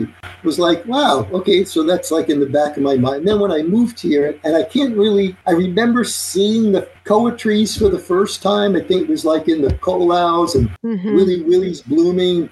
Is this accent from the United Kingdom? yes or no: no; Long Beach, New York, United States; now in Maui, United States; I grew up in Long Beach, New York